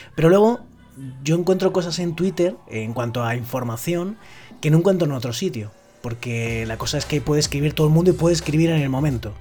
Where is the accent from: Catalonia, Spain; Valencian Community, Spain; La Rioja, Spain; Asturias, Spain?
Valencian Community, Spain; cae en mi tierra